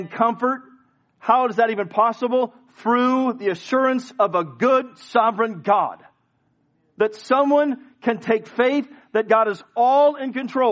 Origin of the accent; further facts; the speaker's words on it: United States; I'm an American